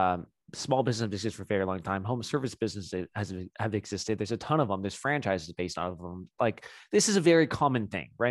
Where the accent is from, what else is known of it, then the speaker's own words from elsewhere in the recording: South LA, North Orange County, California, United States; I grew up in, um, South L A, North Orange County area